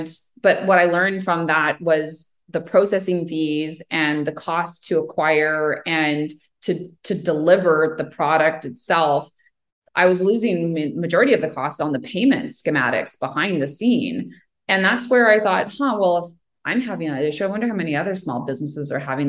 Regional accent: Ottawa, Ontario, Canada; And we can't get to the debate competition in Toronto and we're from Ottawa.

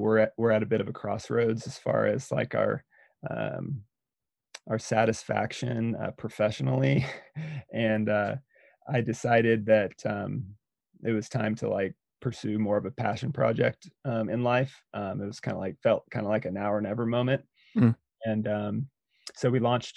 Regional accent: Eugene, Oregon, United States; also born or lived in Bend, Oregon; I grew up in Eugene, Oregon

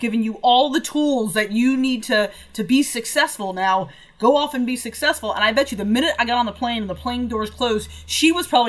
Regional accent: West Coast, United States; I'm from the West Coast, where there's either a little bit of sagebrush and tumbleweeds or a lot of sagebrush and tumbleweeds. It's all desert all the time.

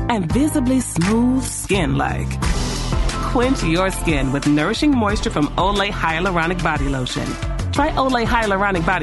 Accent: Marietta, Georgia, United States; I'm from Marietta

